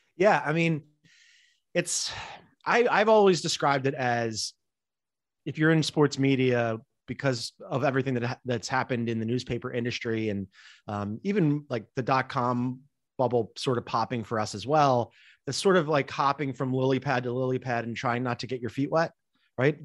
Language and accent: English; Philadelphia, Pennsylvania, United States; always wanted to work at the Philadelphia Inquirer and have a column, uh, in my hometown